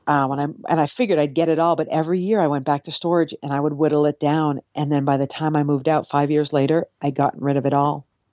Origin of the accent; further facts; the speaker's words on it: Cape Cod, Massachusetts, United States; now in New York City, United States; I grew up on Cape Cod.